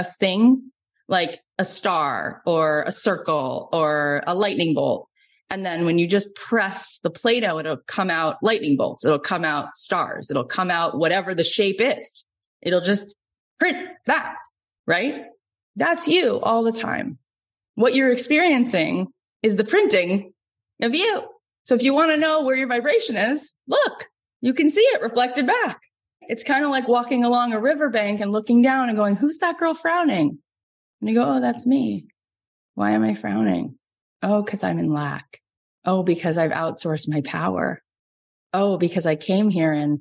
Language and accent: English; Florida, United States; moved away as an adult; now in Los Angeles, United States; I grew up in Florida, but I've been in LA for 20 years.